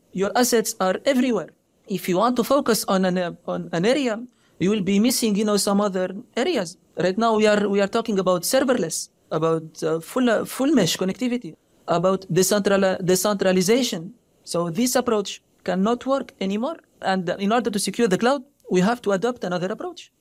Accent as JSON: {"language": "English", "country": "Tunisia", "also_born_or_lived": "France", "moved": "as an adult", "lives_now": "United States", "said": "I came from Tunisia"}